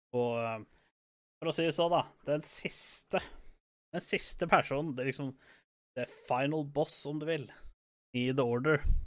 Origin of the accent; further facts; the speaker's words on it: Norway; vi kommer fra Norge